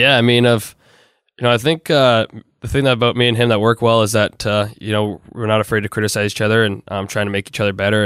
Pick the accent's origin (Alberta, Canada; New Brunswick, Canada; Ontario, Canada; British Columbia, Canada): Ontario, Canada; Toronto; a Canadian kid growing up, especially in Toronto